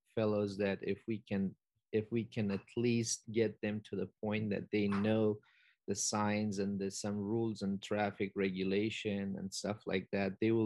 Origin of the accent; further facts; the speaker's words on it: Afghanistan; now in Iowa, United States; as an Afghan and as an immigrant myself